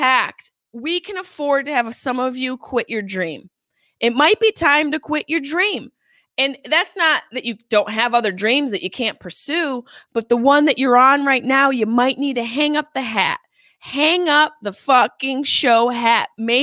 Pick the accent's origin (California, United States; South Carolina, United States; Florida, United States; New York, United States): New York, United States; Syracuse; accent: Syracuse; now in Los Angeles, United States; my Syracuse accent